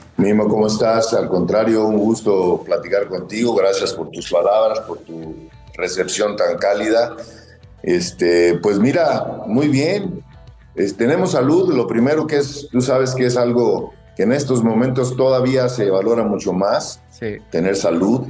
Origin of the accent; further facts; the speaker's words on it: Querétaro, Mexico; moved away; also born or lived in Matamoros, Tamaulipas; donde yo crecí, no soy, no soy queretano, soy matamorense, pero soy, soy queretano de corazón